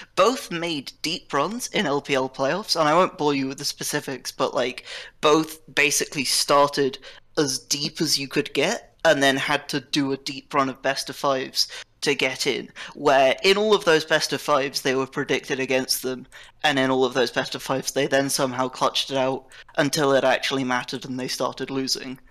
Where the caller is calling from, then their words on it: Oxford, South East England, United Kingdom; I'm calling from uh, Oxford, United Kingdom